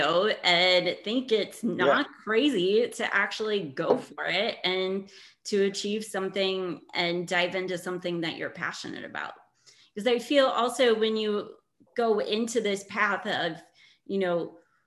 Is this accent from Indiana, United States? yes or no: yes; Indiana, United States; moved away as an adult; also born or lived in Barcelona; I grew up in Indiana